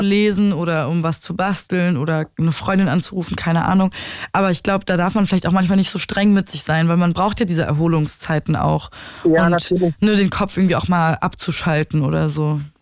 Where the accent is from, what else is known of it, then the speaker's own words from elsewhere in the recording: Berlin, Germany; also born or lived in Dresden; ich liebe Berlin und es ist meine Heimat